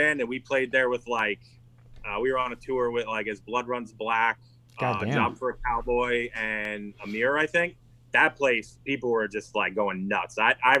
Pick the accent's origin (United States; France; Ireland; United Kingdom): United States; New York; I grew up in New York. We had a place called The Chance. That's in Poughkeepsie, New York.